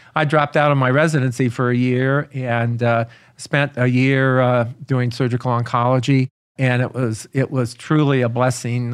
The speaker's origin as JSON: {"language": "English", "town": "Aurora", "region": "Illinois", "country": "United States", "tie": "born or raised there", "said": "I grew up in Aurora, Illinois"}